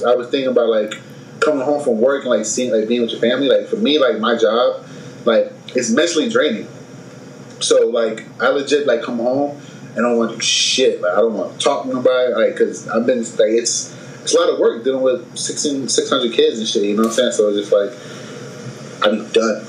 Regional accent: Philadelphia, Pennsylvania, United States; moved away as an adult; they know I'm from Philly. I read Philly wherever the fuck I go

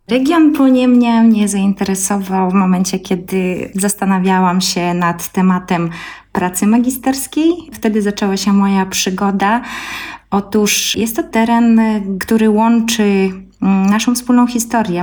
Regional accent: Belarus; now in Poland; mieszkam w Polsce, a pochodzę z Białorusi, znam polski, białoruski, rosyjski

